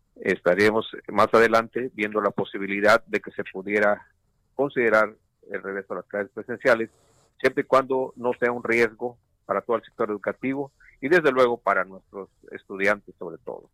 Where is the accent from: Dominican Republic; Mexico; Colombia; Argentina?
Mexico; todos como, como mexicanos